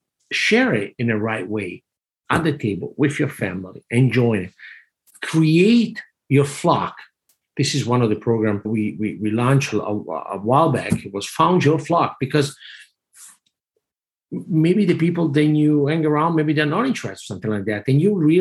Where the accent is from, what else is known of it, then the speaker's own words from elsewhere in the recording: Italy; moved away as an adult; growing up in Italy all my life.